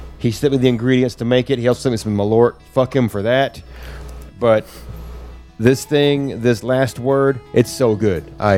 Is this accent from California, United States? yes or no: no; Arkansas, United States